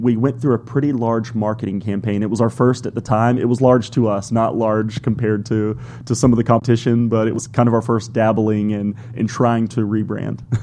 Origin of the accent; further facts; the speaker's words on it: Brazil; moved away as an adult; now in Georgia, United States; I was born in Georgia. As a child, I moved away to uh, to Brazil, grew up in Brazil, and came back for college.